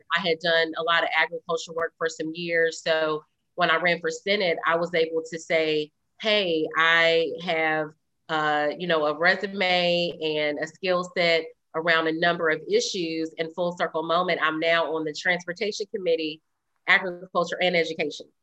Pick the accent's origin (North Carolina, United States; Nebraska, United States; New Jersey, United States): North Carolina, United States; Greensboro; also born or lived in Durham, North Carolina; I'm from Greensboro. I wasn't born and raised in Durham